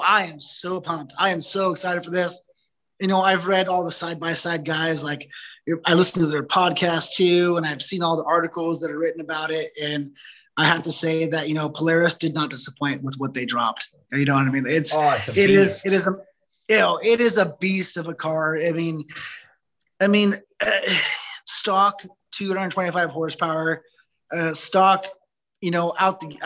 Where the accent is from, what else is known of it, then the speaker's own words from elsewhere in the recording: Southern California, United States; moved away as an adult; now in Northern California, United States; Growing up in Southern California